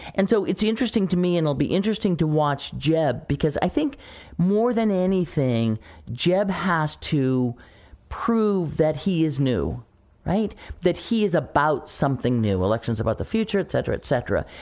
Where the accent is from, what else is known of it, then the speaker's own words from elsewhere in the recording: St. Louis, Missouri, United States; moved away; my hometown, uh, radio station, Camo X in Saint Louis